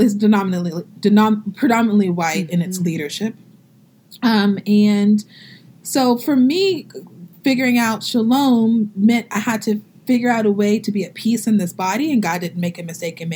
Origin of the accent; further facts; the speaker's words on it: Southeast Texas, United States; also born or lived in New Orleans / Boston; now in St. Paul, Minnesota, United States; I'm originally from Southeast Texas